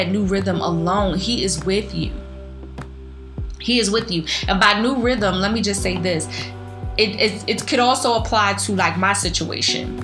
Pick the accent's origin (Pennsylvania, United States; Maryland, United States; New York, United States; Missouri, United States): Pennsylvania, United States; Philadelphia; I'm from the School of the Hard Knocks from North Philly